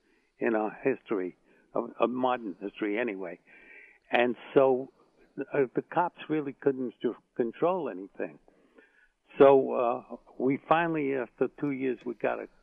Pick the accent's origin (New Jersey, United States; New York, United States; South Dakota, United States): New York, United States; New York City; I grew up on the Lower East Side during the Depression